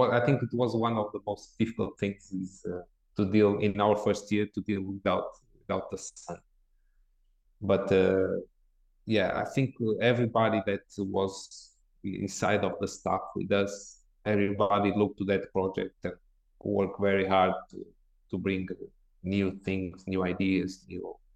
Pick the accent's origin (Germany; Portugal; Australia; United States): Portugal; Porto, Norte; English is a second language; moved away as an adult; also born or lived in England; now in Porto, Portugal; I grew up here in Porto in a club in the fourth division in my town